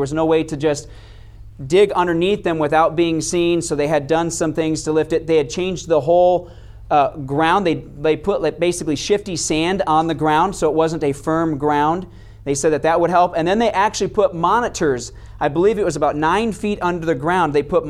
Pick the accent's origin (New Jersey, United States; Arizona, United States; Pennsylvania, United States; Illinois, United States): Arizona, United States; Yuma; born there; I was born on the Marine base down in Yuma. So I'm called the Yumanite because I was born in Yuma, but I don't really claim Yuma because it's not really a cool town to claim.